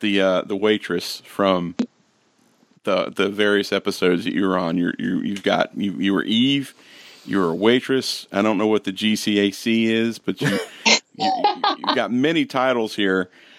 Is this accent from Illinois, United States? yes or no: no; Ohio, United States; the little town that I grew up in Ohio